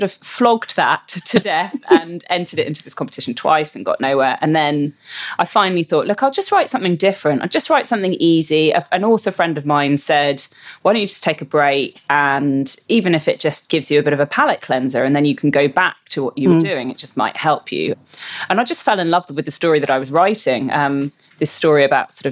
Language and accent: English; London, United Kingdom; moved away as an adult; also born or lived in Copenhagen, Denmark; now in Perth, Australia; I'm from London originally